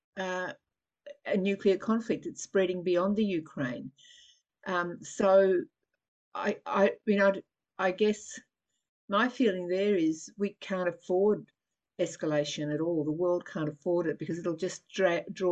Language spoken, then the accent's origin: English; Nunawading, Victoria, Australia; I grew up on Springvale Road, Nunawading